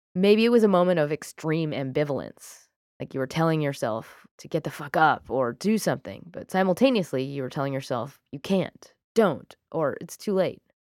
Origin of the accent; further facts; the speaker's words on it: United Kingdom; I'm British.